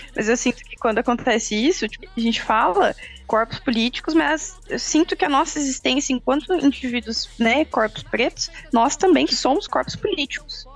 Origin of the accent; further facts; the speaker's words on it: Campinas, São Paulo, Brazil; eu sou de Campinas